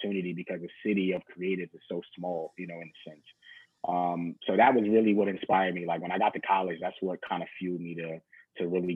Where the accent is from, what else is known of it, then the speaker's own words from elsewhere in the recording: Mount Vernon, New York, United States; also born or lived in New Rochelle, New York; I am from Westchester, New York, New Rochelle. I guess you say born in New Rochelle, was raised in Mount Vernon, New York.